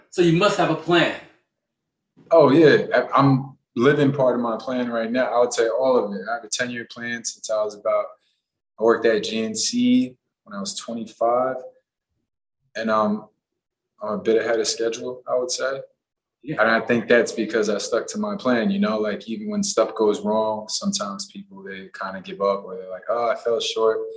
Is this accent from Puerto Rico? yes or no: yes; Puerto Rico; born there; also born or lived in Los Angeles / Massachusetts; I grew up, I was born in Puerto Rico. I moved to LA. I lived in Massachusetts for a little bit.